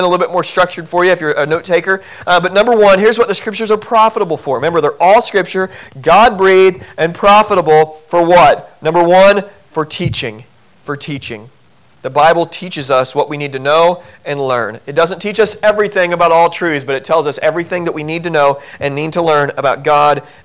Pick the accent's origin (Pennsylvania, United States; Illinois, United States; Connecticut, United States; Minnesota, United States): Illinois, United States; Southern; I grew up in Southern Illinois